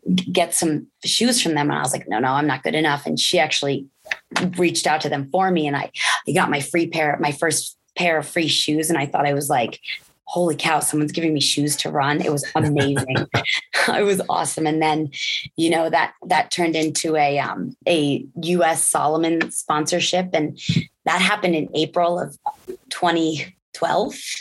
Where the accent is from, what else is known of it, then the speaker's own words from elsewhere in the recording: Connecticut, United States; also born or lived in Germany / Colorado; I grew up in Connecticut